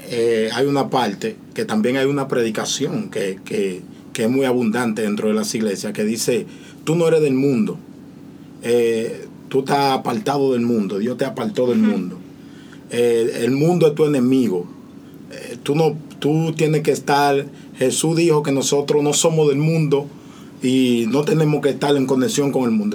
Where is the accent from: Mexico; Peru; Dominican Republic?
Dominican Republic; yo que soy dominicano